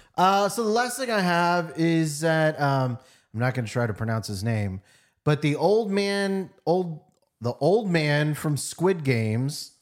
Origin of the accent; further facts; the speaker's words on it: United States; I'm American